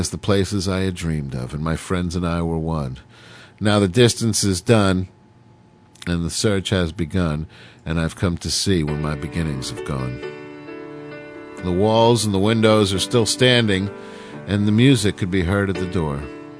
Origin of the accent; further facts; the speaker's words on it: Oceanside, New York, United States; born there; Sometimes I would actually go back to the house that I was born in on Long Island. Out in Oceanside, this tiny little, you know, 8-room house that I, you know, lived in my first 4 or 5 years.